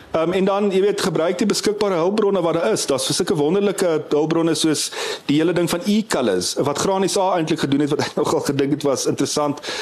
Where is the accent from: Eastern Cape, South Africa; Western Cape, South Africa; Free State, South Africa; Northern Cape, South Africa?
Eastern Cape, South Africa; North-; daar waar ek vandaan kom in die Noordoos-Kaap